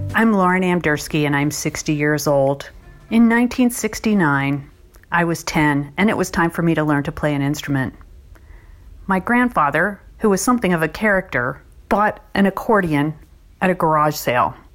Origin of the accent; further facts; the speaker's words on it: Pennsylvania, United States; I'm 54 years old and I'm from Pennsylvania